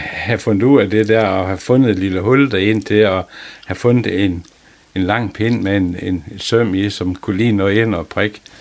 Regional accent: Lohals, Southern Denmark, Denmark; Jeg kommer fra Lohals og mm, kommer ud af en fiskeslægt.

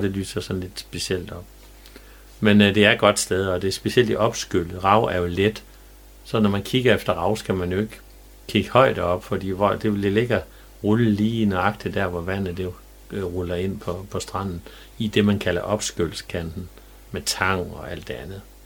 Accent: Jerup, North Denmark Region, Denmark; da jeg var dreng i Jæv

